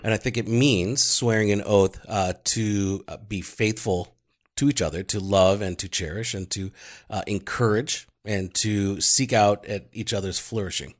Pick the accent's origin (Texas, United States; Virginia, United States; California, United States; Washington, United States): Texas, United States; Grand Prairie; also born or lived in Arlington, Texas; I was born in Grand Prairie